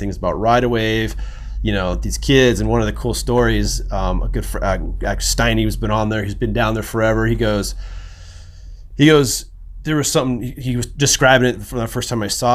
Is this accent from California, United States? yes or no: yes; Santa Cruz, California, United States; growing up in Santa Cruz